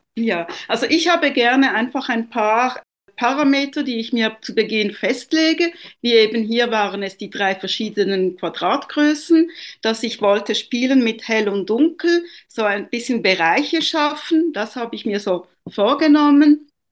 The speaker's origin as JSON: {"language": "German", "country": "Italy", "moved": "yes", "said": "Ich bin ja ursprünglich Italienerin"}